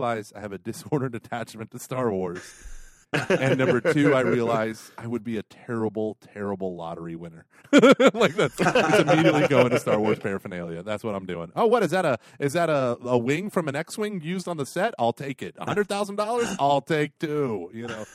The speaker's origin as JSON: {"language": "English", "town": "Broken Arrow", "region": "Oklahoma", "country": "United States", "tie": "born or raised there", "said": "my family moved from Philadelphia there, and that's where I grew. That's all I knew. I was born in Oklahoma."}